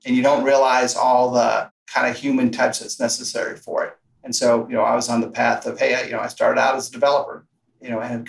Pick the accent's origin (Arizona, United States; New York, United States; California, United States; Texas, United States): Arizona, United States; we're from Arizona, so we've come across plenty of rattlesnakes.